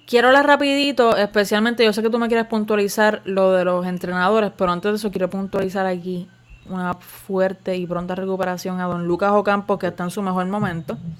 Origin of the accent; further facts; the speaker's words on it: Puerto Rico; somos de Puerto Rico